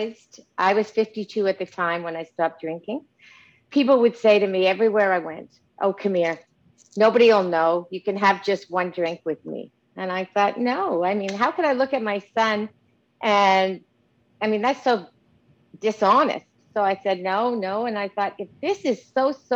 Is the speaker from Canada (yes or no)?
yes; Montreal, Quebec, Canada; I'm from Montreal, Canada. I had a great childhood